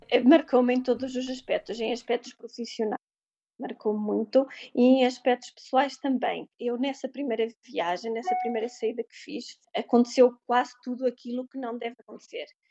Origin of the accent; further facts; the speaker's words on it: Portugal; moved away as an adult; ser portuguesa pelo mundo